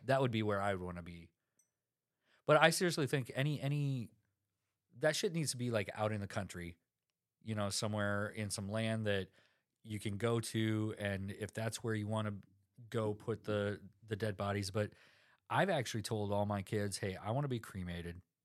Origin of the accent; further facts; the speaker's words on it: South Dakota, United States; I'm from South Dakota